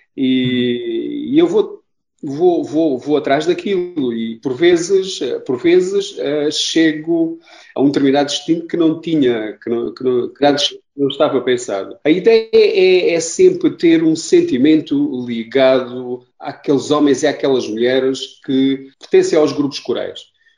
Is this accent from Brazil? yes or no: no; Castro Verde, Beja District, Portugal; Eu sou do Alentejo, de Castro Verde